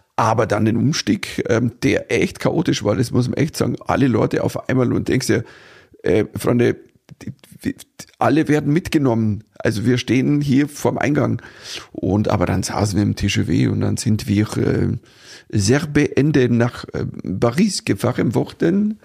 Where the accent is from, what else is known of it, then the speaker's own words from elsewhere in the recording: Germany; uns Deutschen